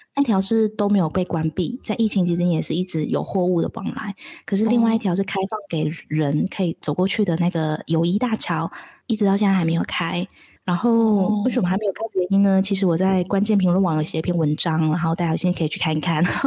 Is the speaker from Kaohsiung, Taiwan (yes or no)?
no; Taichung, Taiwan; moved away as an adult; now in Mae Sai, Thailand; 我是台中人